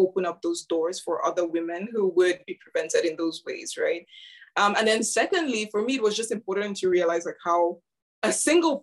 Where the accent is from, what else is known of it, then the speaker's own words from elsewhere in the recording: Yaoundé, Centre, Cameroon; now in Cambridge, United Kingdom; I grew up in Cameroon, in Yaoundé to be precise.